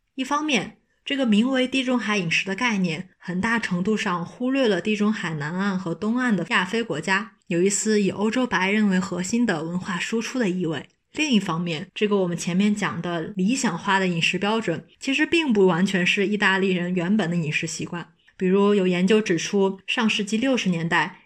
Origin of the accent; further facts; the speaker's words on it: China; 我作为一个中国人，多年的吃饭习惯是一口菜一口饭这样吃的